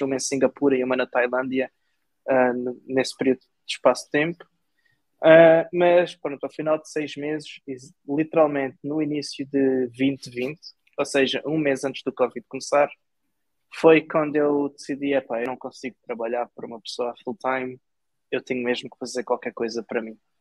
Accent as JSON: {"language": "Portuguese", "town": "Portimão", "region": "Algarve", "country": "Portugal", "moved": "yes", "said": "sou de Portimão, de Algarve"}